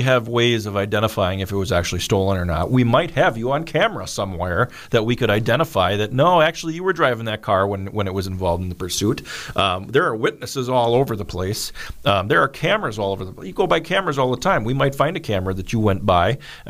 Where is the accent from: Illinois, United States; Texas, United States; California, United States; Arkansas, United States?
Illinois, United States; I'm from Illinois, so I don't know how I can make you much better.